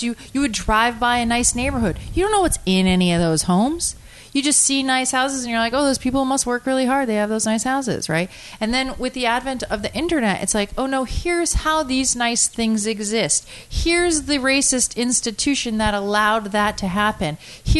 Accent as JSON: {"language": "English", "region": "Connecticut", "country": "United States", "said": "I'm from Connecticut"}